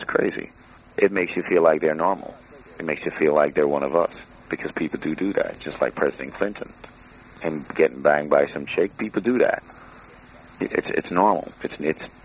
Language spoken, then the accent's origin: English; Jamaica; I'm Jamaican